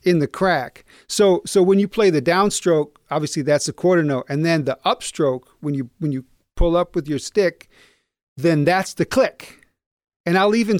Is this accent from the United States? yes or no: yes; Battle Creek, Michigan, United States; also born or lived in New York; now in Kalamazoo, United States; I'm from Battle Creek, home of Kellogg's